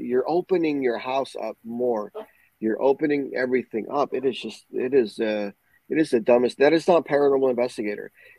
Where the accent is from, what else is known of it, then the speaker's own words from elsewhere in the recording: Puerto Rico; Growing up in Puerto Rico